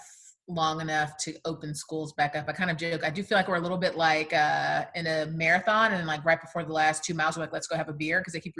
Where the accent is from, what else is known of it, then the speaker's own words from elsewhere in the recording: Houston, Texas, United States; moved away; I'm originally from Houston.